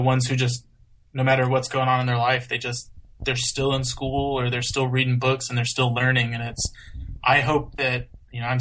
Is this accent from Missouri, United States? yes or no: no; Houston, Texas, United States; also born or lived in Washington; now in Pennsylvania, United States; I grew up kind of near Houston